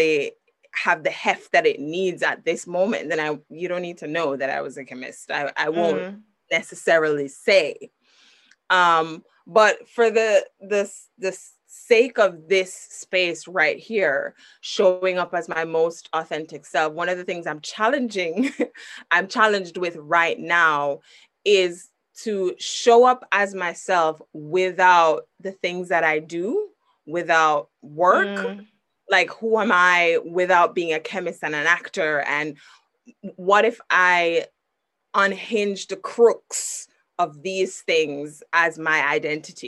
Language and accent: English; Jamaica; I'm inherently Jamaican. Like, I'm Jamaican deep into my marrow